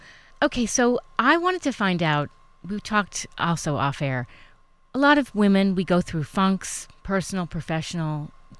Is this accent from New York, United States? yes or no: yes; New York City, New York, United States; I grew up on 86th and 2nd.